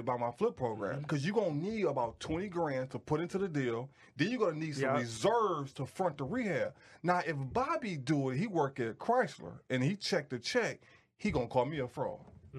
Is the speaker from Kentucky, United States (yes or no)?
no; Detroit, Michigan, United States; I'm from Detroit.